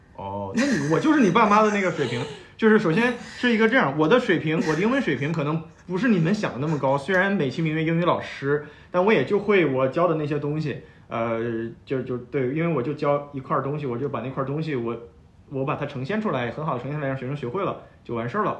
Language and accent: Chinese; Shenyang, Liaoning, China; now in Beijing, China; 我的家乡沈阳嘛，沈阳就是一个二， 二线城市嘛